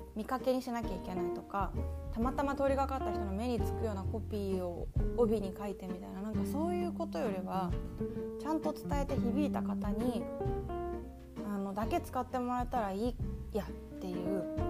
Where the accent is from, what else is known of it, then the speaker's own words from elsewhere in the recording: Yokohama, Kanagawa, Japan; also born or lived in Osaka; now in Nagasaki, Japan; 私横浜市出身なので